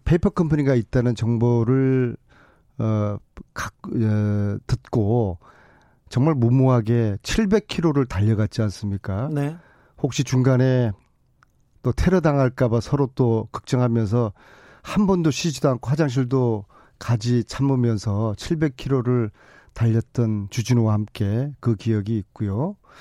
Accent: Busan, South Korea; moved away; 저희들은 영남 출신으로서 예, 저도 부산이거든요.

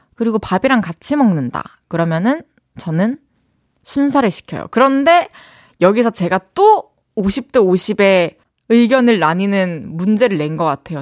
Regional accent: South Korea; accent: satoori (regional dialect)

